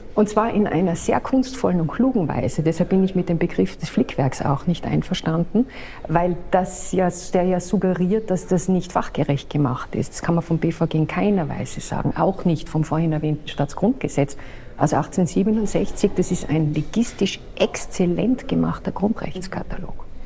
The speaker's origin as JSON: {"language": "German", "country": "Austria", "said": "bei uns in Österreich"}